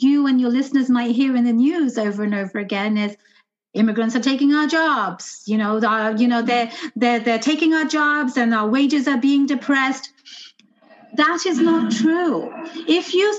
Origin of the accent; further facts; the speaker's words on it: London, United Kingdom; now in United States; I was born and raised in London.